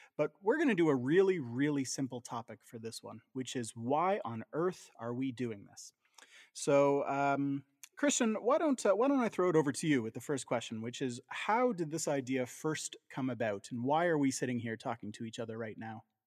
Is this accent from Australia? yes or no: no; Southern Ontario, Canada; growing up in Southern Ontario, uh, as we both did